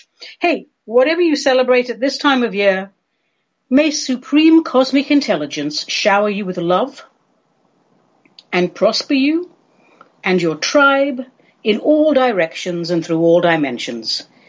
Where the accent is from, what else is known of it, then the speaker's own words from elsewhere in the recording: England, United Kingdom; I grew up in England, so my main frame for the holiday season really is Christmas and solstice.